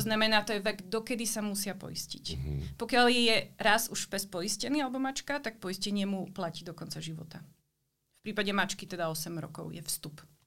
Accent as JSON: {"language": "Slovak", "country": "Slovakia", "also_born_or_lived": "Brno, Czech Republic", "moved": "as an adult", "lives_now": "Prague, Czech Republic", "said": "pôvodom som zo Slovenska"}